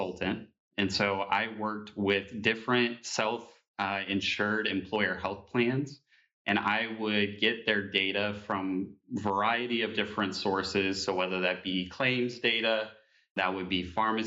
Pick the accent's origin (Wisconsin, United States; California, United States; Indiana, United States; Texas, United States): Indiana, United States; Evansville; moved away as an adult; also born or lived in Bloomington, Indiana; now in Indianapolis, United States; I'm born and raised here in Indiana. I am from Evansville, Indiana